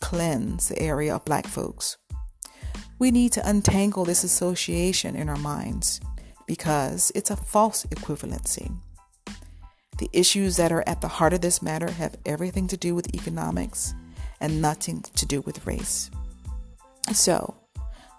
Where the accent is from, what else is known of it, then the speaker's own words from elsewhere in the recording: North Carolina, United States; moved away as an adult; also born or lived in New England; now in Harrisburg, United States; I'm from North Carolina, and I graduated from the NCSU School of Design